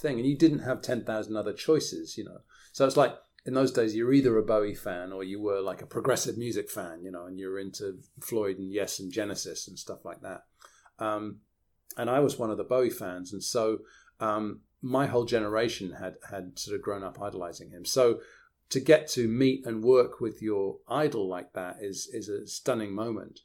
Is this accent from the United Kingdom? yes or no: yes; outside Oxford, South East England, United Kingdom; now in Woodbridge, United Kingdom; I grew up outside Oxford and now live outside Woodbridge